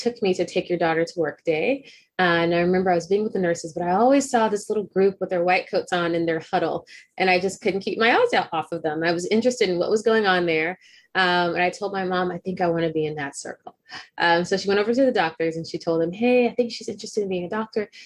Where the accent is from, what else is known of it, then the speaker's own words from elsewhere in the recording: Texas, United States; I'm a Texan